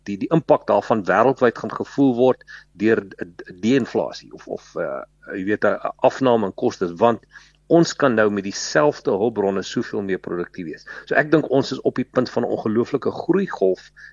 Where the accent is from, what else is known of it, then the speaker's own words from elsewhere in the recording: Western Transvaal, North West, South Africa; first language Afrikaans; ek ek ek kom maar uit die Wes-Transvaal uit